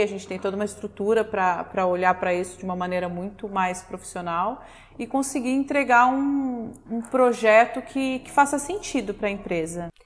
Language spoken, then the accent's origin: Portuguese; Minas Gerais, Brazil; eu sou mineira